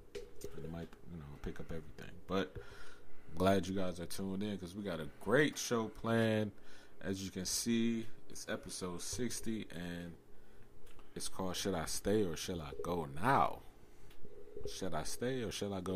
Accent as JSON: {"language": "English", "town": "Cleveland", "region": "Ohio", "country": "United States", "said": "we're from Cleveland"}